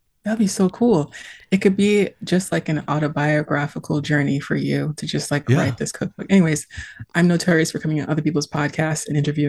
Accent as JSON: {"language": "English", "town": "Pawtucket", "region": "Rhode Island", "country": "United States", "tie": "born or raised there", "moved": "yes", "lives_now": "Boston, United States", "said": "So I'm in Massachusetts, which is the land of the Massachusetts people. And I'm from my hometown is Pawtucket"}